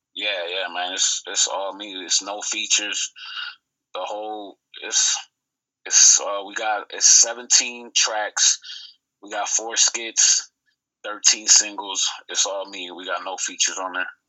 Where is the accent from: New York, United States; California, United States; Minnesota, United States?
New York, United States; Buffalo; also born or lived in Puerto Rico; I was born in Puerto Rico, right? Uh, been in Buffalo, New York since I was one. That's my stomping grounds. That's why I was raised in the lower west side of Buffalo